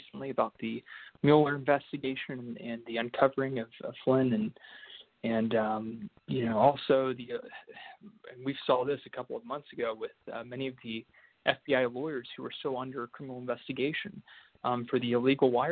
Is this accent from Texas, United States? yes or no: yes; Dallas, Texas, United States; I'm from Dallas, Texas.